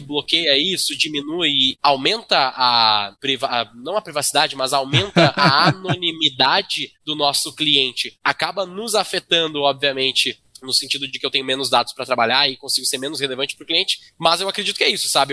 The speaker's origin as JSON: {"language": "Portuguese", "region": "Rio Grande do Sul", "country": "Brazil", "said": "Eu, como gaúcho, vindo do Rio Grande do Sul"}